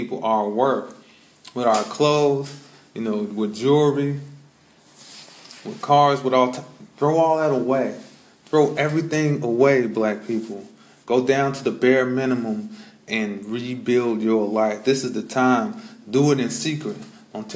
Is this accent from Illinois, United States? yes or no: yes; Chicago, Illinois, United States; moved away; I'm originally from Chicago